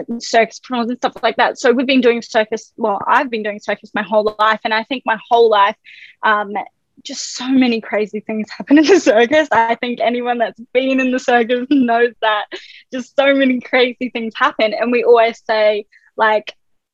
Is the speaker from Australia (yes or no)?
yes; Australia; I was born in Australia